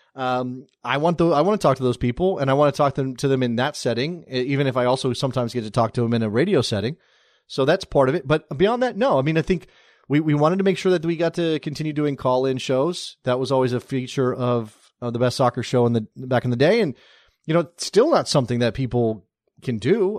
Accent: United States

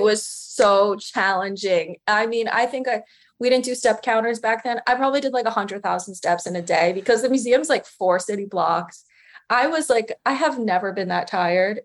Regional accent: Westchester, New York, United States; I'm from the suburbs. I'm from Westchester

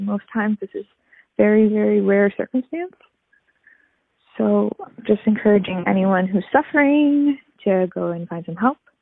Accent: Port Colborne, Ontario, Canada; now in Cape Breton, Canada; I'm calling from Cape Breton, originally from Port Colborne, Ontario, of all places.

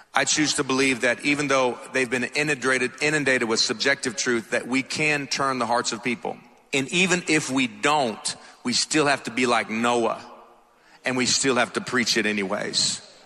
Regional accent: Atlanta, Georgia, United States; accent: thick; I'm from Atlanta, so if my accent's a little thick, that's why

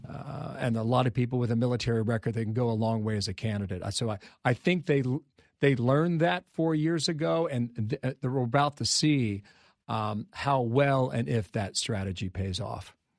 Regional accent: Ohio, United States; my home state of Ohio

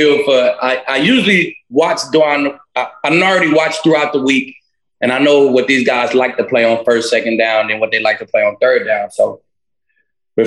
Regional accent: Allen, Texas, United States; I'm from Texas. Kyler is from Texas. We both here in Allen, Texas

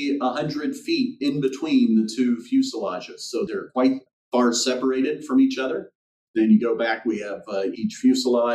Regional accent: Southern California, United States; I grew up in Southern California, basically underneath the flight path of Van Nuys Airport.

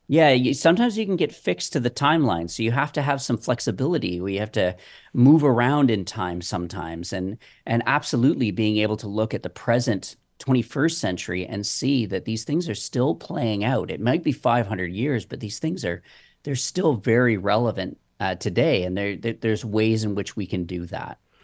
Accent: Waterdown, Ontario, Canada; my hometown is watered down

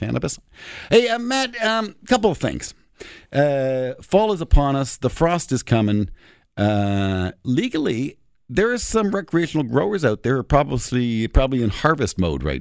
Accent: Toronto, Ontario, Canada; I'm from Toronto

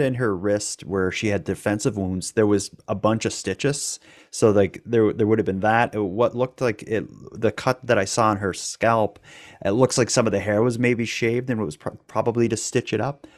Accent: Cape Breton, Nova Scotia, Canada; I'm from Cape Breton. We're extra hardcore.

